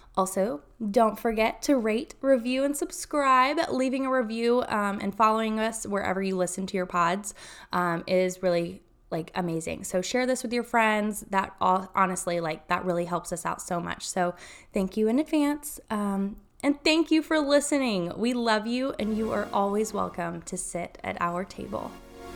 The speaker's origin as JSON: {"language": "English", "town": "Chattanooga", "region": "Tennessee", "country": "United States", "also_born_or_lived": "Texas", "moved": "yes", "lives_now": "Austin, United States", "said": "I'm from Chattanooga, Tennessee."}